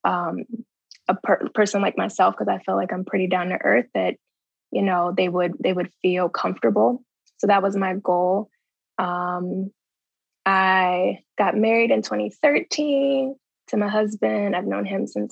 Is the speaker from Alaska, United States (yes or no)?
no; Baltimore, Maryland, United States; moved away as an adult; also born or lived in New Orleans, Louisiana / Antigua; now in Chicago, United States; I am originally from Baltimore, Maryland. Currently I'm in Chicago. I came to Chicago in 2012 for residency. Prior to that, I grew up in Baltimore.